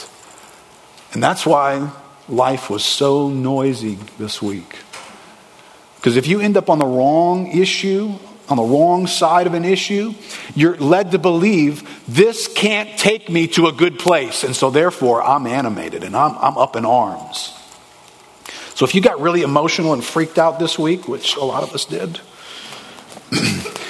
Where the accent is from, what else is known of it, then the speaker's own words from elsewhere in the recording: United States; We grew up in America